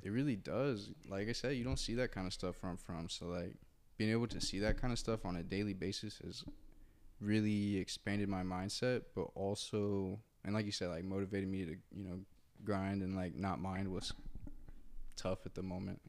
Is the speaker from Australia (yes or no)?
no; Muncie, Indiana, United States; moved away as an adult; now in Los Angeles, United States; I'm from Muncie, Indiana